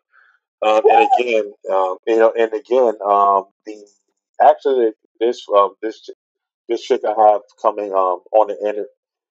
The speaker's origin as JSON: {"language": "English", "town": "Memphis", "region": "Tennessee", "country": "United States", "moved": "yes", "lives_now": "Washington, D.C., United States", "said": "I'm from Memphis, Tennessee"}